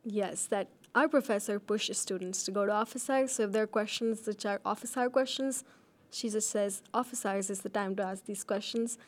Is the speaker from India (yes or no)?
yes; India; also born or lived in Fargo, North Dakota, United States; now in Ames, United States; I was born in Fargo, North Dakota, but I lived most of my life in India.